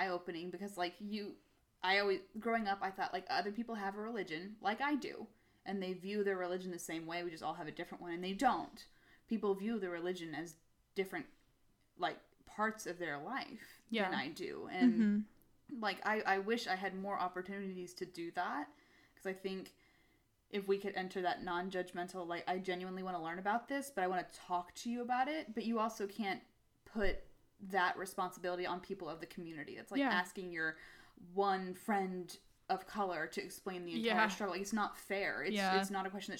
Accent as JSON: {"language": "English", "region": "Texas", "country": "United States", "tie": "born or raised there", "accent": "southern", "said": "I grew up here in Texas"}